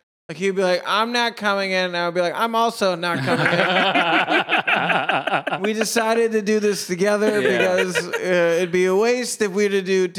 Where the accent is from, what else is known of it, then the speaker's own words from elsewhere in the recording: Massachusetts, United States; I'm from Western Mass originally.